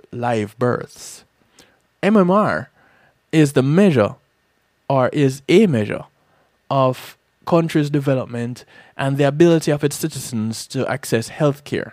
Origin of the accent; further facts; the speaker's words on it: Jamaica; moved away; Growing up in Jamaica